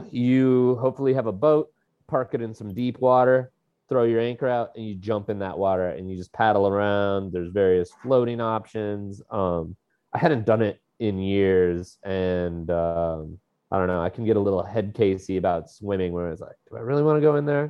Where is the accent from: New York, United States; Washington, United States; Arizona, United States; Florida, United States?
Arizona, United States; Phoenix; I grew up in Phoenix, so the Phoenix Suns making the finals is amazing.